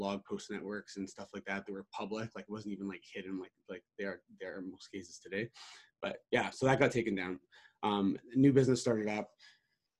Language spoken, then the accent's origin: English; Canada; I'm Canadian